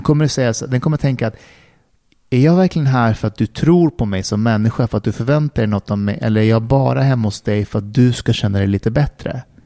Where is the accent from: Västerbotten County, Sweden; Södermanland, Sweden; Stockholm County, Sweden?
Stockholm County, Sweden; Älta; Vi i Älta var mer arbetarklass.